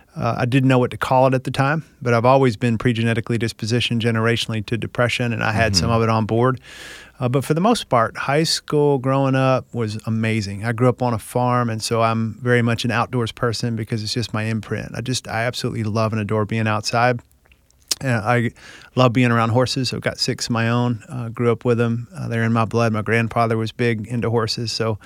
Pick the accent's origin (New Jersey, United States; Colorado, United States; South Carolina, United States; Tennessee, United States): Tennessee, United States; Well, I grew up here in Tennessee, small town, very traditional Southern culture, which I think shaped me in some ways